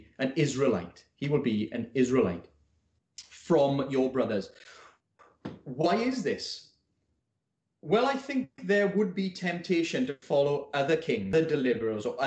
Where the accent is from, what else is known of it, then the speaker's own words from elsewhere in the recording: Wales, United Kingdom; I'm Welsh